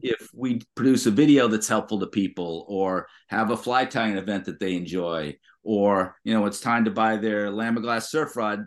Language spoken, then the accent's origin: English; Massachusetts, United States; I grew up in Massachusetts